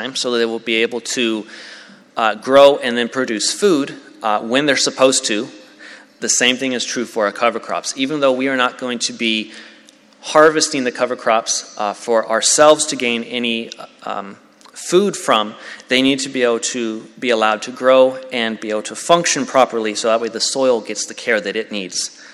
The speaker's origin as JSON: {"language": "English", "region": "Tennessee", "country": "United States", "said": "I'm from Tennessee"}